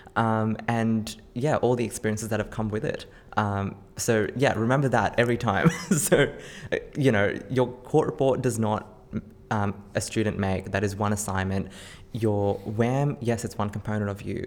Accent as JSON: {"language": "English", "town": "Campbelltown", "region": "New South Wales", "country": "Australia", "tie": "born or raised there", "said": "I grew up in Campbelltown"}